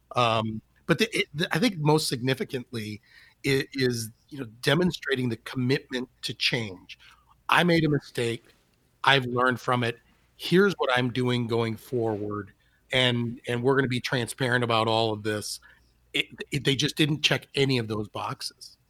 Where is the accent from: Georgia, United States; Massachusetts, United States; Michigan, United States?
Michigan, United States; Detroit; I grew up in Detroit, and um, am a lifelong and many years suffering Tigers fan